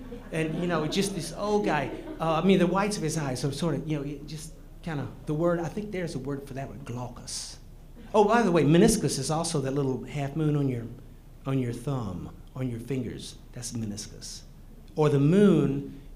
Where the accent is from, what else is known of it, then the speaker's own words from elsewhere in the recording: Georgia, United States; I grew up in Georgia